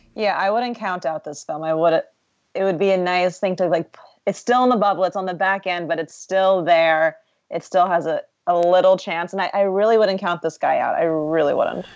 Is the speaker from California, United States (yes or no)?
no; New York City, New York, United States; as a New Yorker